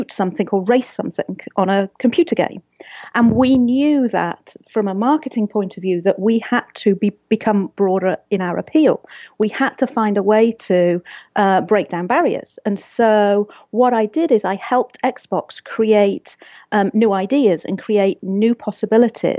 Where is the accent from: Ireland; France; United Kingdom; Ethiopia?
United Kingdom; England; also born or lived in Seattle; now in Pasadena, United States; I'm from England